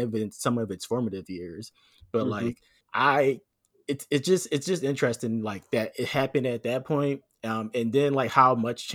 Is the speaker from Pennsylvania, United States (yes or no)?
yes; Philadelphia, Pennsylvania, United States; I'm from Philly